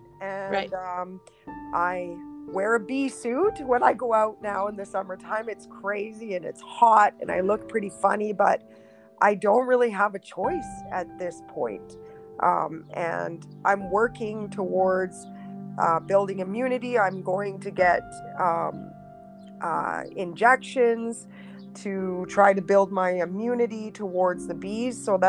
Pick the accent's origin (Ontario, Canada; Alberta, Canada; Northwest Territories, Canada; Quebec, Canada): Northwest Territories, Canada; Yellowknife; born there; So I was born actually in Yellowknife, the Northwest Territories